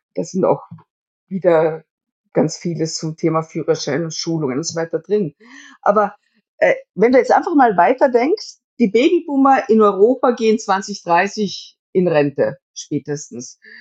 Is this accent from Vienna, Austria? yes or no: no; Styria, Austria; Also ich komme ja selber aus der Steiermark